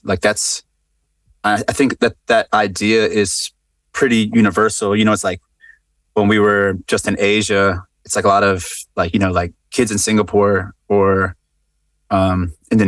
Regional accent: Baltimore, Maryland, United States; I'm from Baltimore, which when I was growing up was the murder capital of the United States.

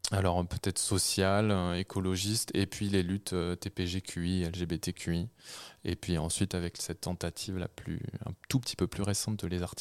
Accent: Normandy, France; Moi, j'ai grandi en Normandie, euh, j'ai fait mes, mes débuts, enfin, quasiment toutes mes études. Euh, à Paris euh, ensuite.

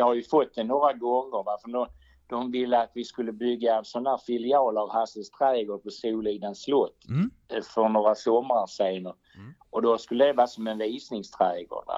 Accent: Bjäre Peninsula, Skåne, Sweden; accent: Scanian; also born or lived in Malmö / Eslöv; jag är född i Malmö, va? sen bodde jag i Eslöv några år, men ja. den första delen av mitt liv har jag bott här uppe i, eh, på Bjärehalvön

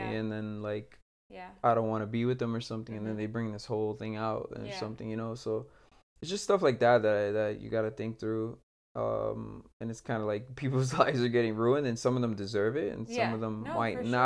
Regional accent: Puerto Rico; I come from Puerto Rico

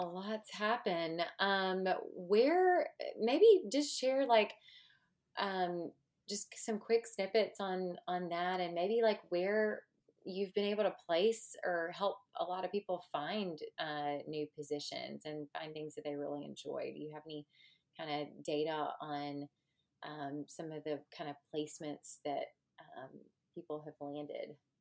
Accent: Mississippi, United States; accent: southern Mississippi; It's that southern Mississippi um, accent uh, that is coming through, I'm sure. So we are, you know, I am from the hospitality state

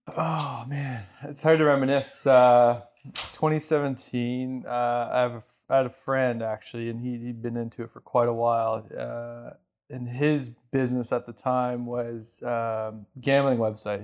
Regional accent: Canada; also born or lived in Ontario / Alberta; I'm Canadian

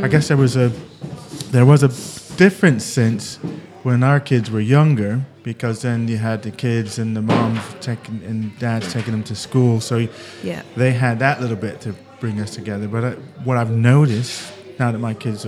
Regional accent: United States; also born or lived in Britain; now in United Kingdom; being American and living in Britain

